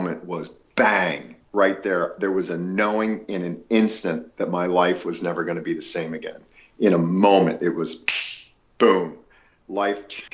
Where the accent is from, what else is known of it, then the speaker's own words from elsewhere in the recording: Lancaster County, Pennsylvania, United States; moved away; also born or lived in Los Angeles, California; as a child growing up in Lancaster County, Pennsylvania